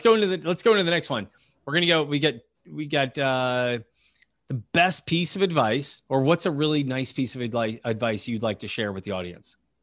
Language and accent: English; United States; as an American